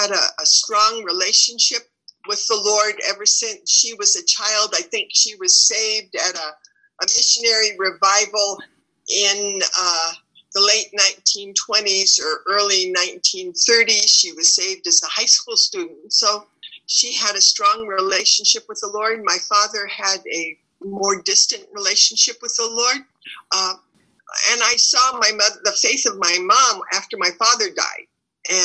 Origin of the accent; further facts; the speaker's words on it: California, United States; moved away; I'm from California.